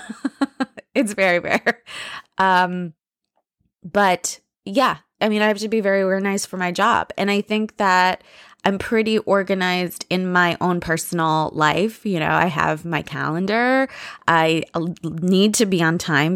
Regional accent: United States; I'm very American. You know, I'm more American than anything else

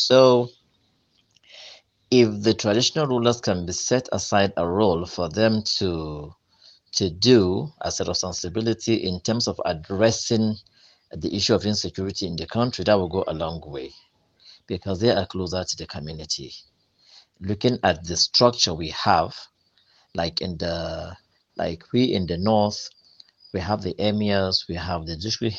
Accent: Kano, Kano State, Nigeria; I'm from Kano.

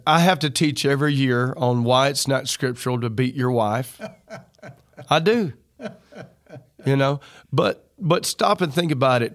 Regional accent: the South, United States; I'm from the South

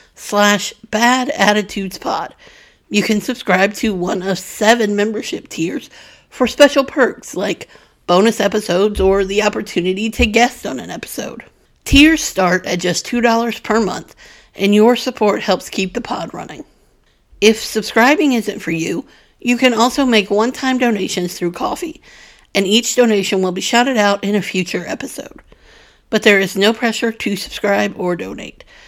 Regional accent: the Bible Belt, United States; Growing up in the Bible Belt

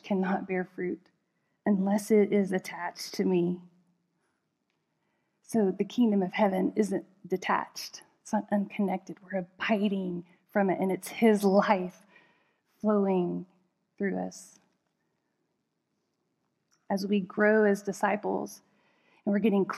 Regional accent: United States; especially as an American

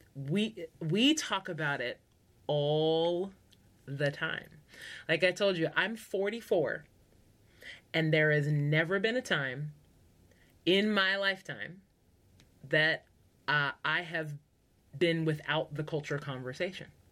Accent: United States; first language English; I am part of the majority in America because I speak English, it's my first language

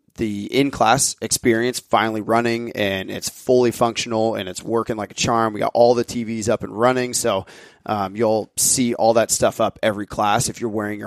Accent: United States; We're American

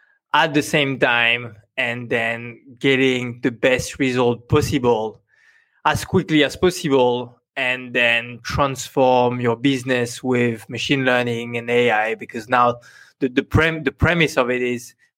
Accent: France; accent: French; English is a second language; now in Singapore; I have very... tough French accent

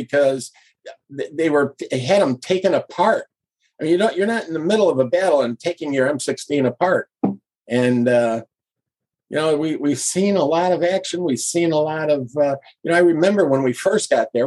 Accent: Chicago, Illinois, United States; I'm from Chicago

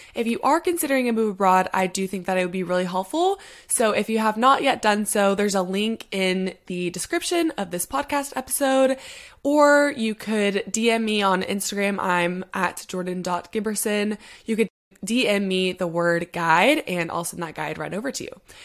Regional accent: United States; moved away as an adult; now in London, United Kingdom; I get to be that American who moved abroad

